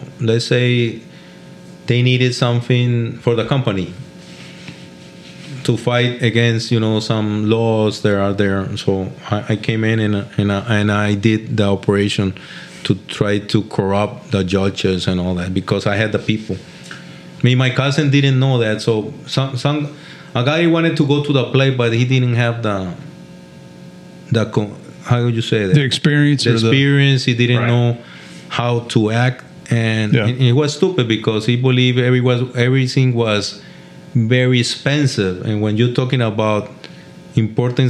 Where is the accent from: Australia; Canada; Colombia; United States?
Colombia; Cali, Valle del Cauca; English is a second language; moved away; I'm from Cali. I talk very different from mm-hmm. that guy.